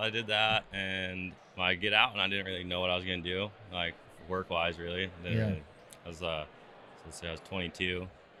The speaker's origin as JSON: {"language": "English", "town": "Prineville", "region": "Oregon", "country": "United States", "tie": "born or raised there", "said": "I grew up in Prineville, kind of just my dad and everyone grew up logging and stuff like that, cutting trees, firewood, It's a logging area in there"}